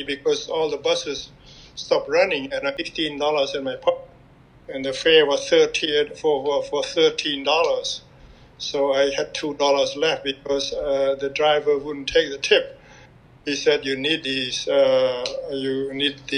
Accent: Cambodia; moved away as an adult; now in United States; growing up in Cambodia

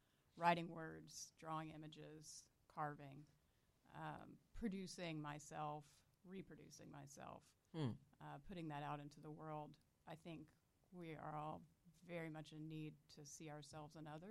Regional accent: Deep South, United States; now in Orlando, United States; all of my history growing up in the Deep South, learning that I was raised in a white flight school

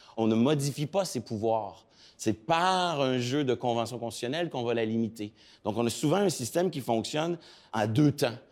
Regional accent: Quebec, Canada; chez nous, au Québec et au Canada

